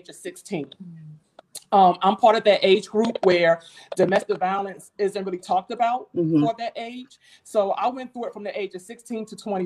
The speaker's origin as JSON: {"language": "English", "town": "Jersey City", "region": "New Jersey", "country": "United States", "tie": "born or raised there", "also_born_or_lived": "Baltimore", "moved": "as an adult", "lives_now": "DMV area, United States", "said": "I'm not from the DMV area. I was born and raised in Jersey City, New Jersey."}